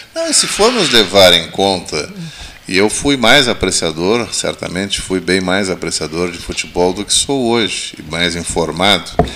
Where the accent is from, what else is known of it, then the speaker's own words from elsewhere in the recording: Bagé, Rio Grande do Sul, Brazil; now in Pelotas, Brazil; Eu que não sou daqui, fui criado em Bagé